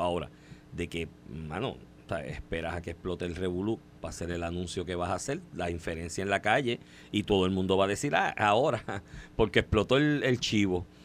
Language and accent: Spanish; Puerto Rico